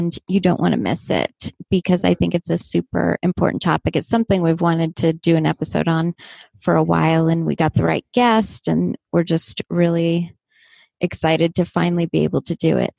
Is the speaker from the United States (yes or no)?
yes; Southern California, United States; accent: Southern California; growing up in the same area